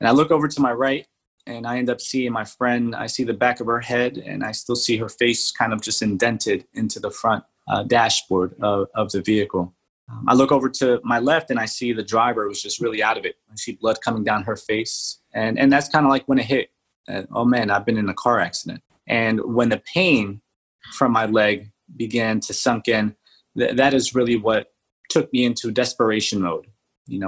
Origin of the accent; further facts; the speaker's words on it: Atlantic City, New Jersey, United States; also born or lived in Dover, New Jersey / Colombia; I came back when I was in second grade. I remember coming back to Atlantic City, New Jersey. And that's where I remember my childhood happening.